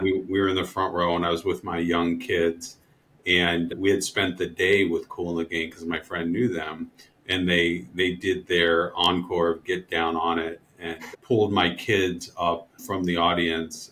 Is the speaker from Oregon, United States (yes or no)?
no; Ohio, United States; I grew up in in Ohio